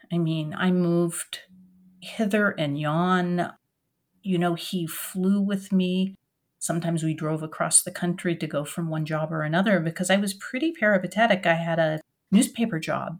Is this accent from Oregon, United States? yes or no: yes; Oregon, United States; also born or lived in France; now in Durham, United States; I grew up in Oregon